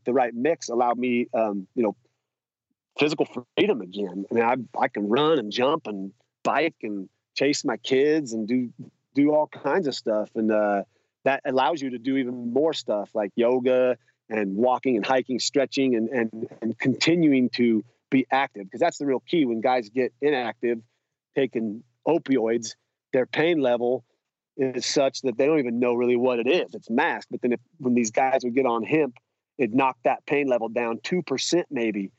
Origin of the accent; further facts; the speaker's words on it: Idaho, United States; I grew up in Idaho with some pretty, you know, open-minded parents and family